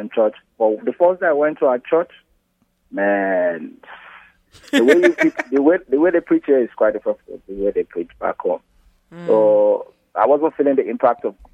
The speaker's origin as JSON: {"language": "English", "country": "Nigeria", "moved": "yes", "lives_now": "Dallas, United States", "said": "I'm from Nigeria."}